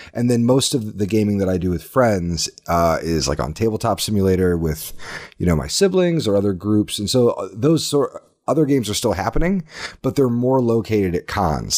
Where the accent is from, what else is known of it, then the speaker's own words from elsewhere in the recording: Indiana, United States; moved away as an adult; also born or lived in Austin, Texas; now in Minnesota, United States; I grew up in Indiana, but spent the last decade in Austin, Texas